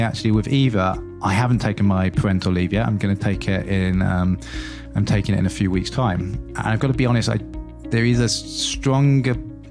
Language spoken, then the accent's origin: English; Lincolnshire, East Midlands, United Kingdom; moved away; I grew up in Lincolnshire.